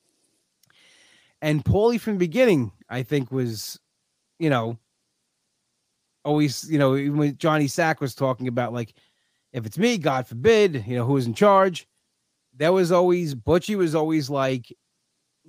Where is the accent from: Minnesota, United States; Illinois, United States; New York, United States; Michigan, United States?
New York, United States; Long Island; I was always a Long Island guy